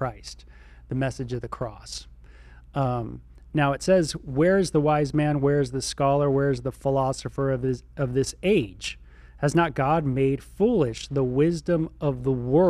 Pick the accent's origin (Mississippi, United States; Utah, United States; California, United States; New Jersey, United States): California, United States; Southern; I was from Southern California